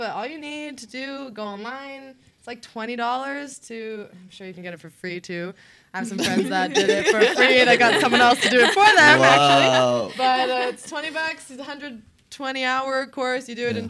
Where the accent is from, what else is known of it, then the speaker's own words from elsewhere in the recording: Canada; I'm from Canada.